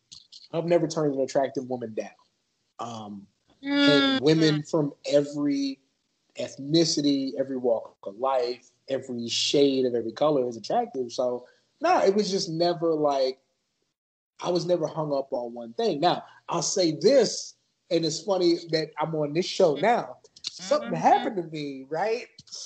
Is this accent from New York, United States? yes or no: no; Maryland, United States; born there; also born or lived in Wyoming; I was born on Andrews Air Force Base. That's where they park Air Force One. And my family was 15 minutes away out in the country.